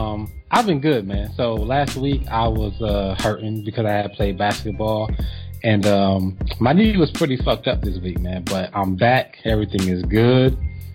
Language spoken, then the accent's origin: English; New Jersey, United States; now in Atlanta, United States; So I'm not really from Atlanta, like … says. I'm from New Jersey